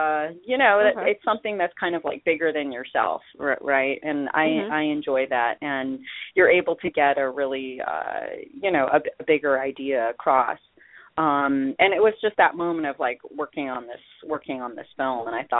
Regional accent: Memphis, Tennessee, United States; also born or lived in Iowa; because I grew up also in Iowa and in Memphis, Tennessee. I grew up in a lot of different geographical zones in the U.S.

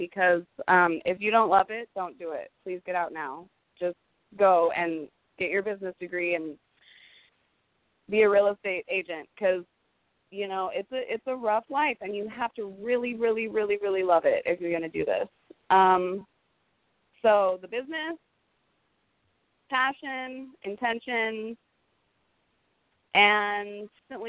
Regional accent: Silicon Valley, the Bay Area, California, United States; I actually grew up in Silicon Valley, the Bay Area

